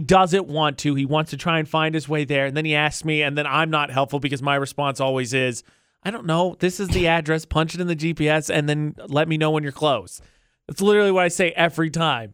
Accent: Lafayette, United States; now in Logan, United States; my hometown Lafayette

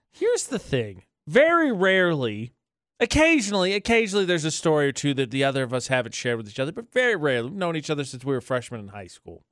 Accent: Indiana, United States; I'm from the Midwest

